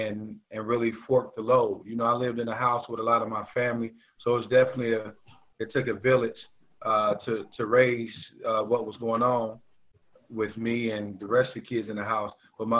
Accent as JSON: {"language": "English", "town": "Chicago", "region": "Illinois", "country": "United States", "tie": "born or raised there", "said": "Was born in Chicago. Mother and father were addicts when I was growing up."}